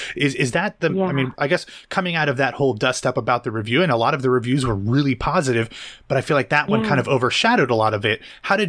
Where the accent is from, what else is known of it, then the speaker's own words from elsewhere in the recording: Central Ohio, United States; I'm a white dude from Ohio. Growing up, these were issues that, you know, I'm from Central Ohio.